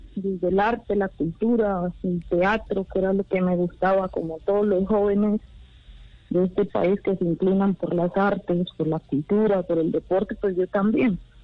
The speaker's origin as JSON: {"language": "Spanish", "region": "rural Cauca Department", "country": "Colombia", "tie": "born or raised there", "said": "yo, eh, soy del departamento del Cauca, yo crecí en la zona rural del departamento"}